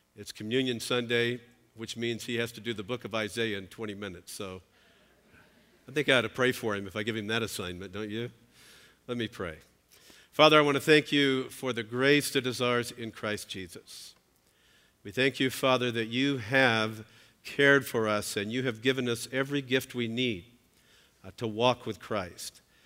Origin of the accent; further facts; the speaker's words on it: Southern California, United States; I'm, uh, I'm from Southern California